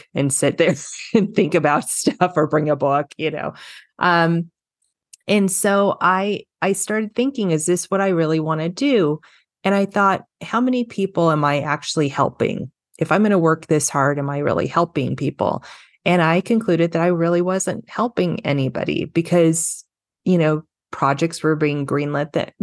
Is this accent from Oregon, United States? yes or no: no; Los Angeles, California, United States; I grew up in Los Angeles, California